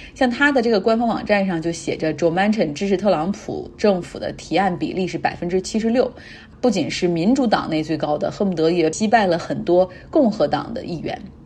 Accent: Heilongjiang, China; moved away; 我老家黑龙江

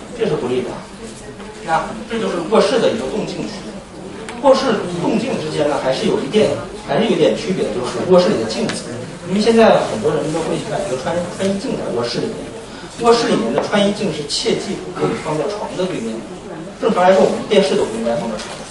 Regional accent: China; 我们中国人的房子一般都是有一个玄关

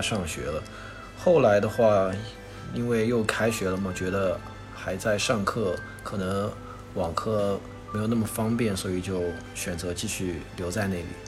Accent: Wuxi, Jiangsu, China; moved away as an adult; also born or lived in Canada; 虽然我是无锡人

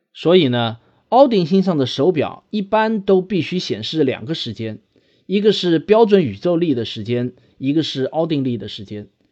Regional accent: China; 我们中国人

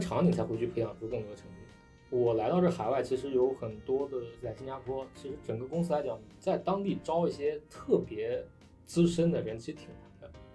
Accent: China; moved away as an adult; now in Singapore; 作为中国成年人

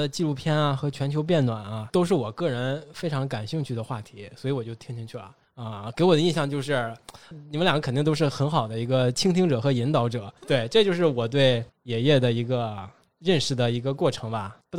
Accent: Northeast China, China; accent: Northeastern; 你们听我的东北口音浓吗？

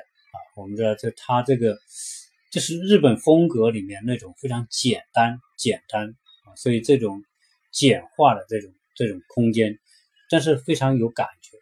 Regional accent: China; 我们中国人

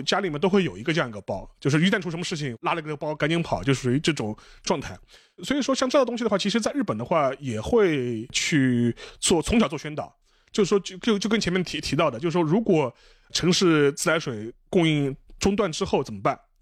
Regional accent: China; 我们中国人

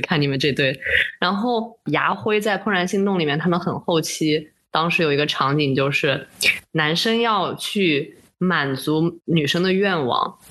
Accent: China; 我一个中国人

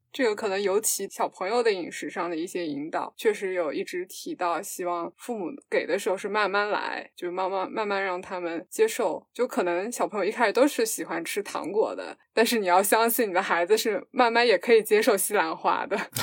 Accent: Fujian, China; 我们家是福建的

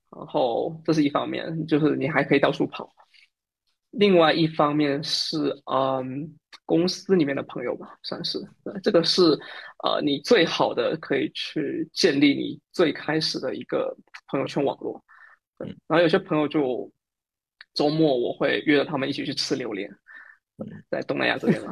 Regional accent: Fujian, China; moved away as an adult; now in Singapore; 我也是福建人

